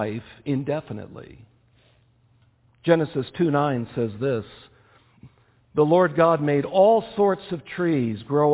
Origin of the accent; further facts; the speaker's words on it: United States; also born or lived in Kenya; as an American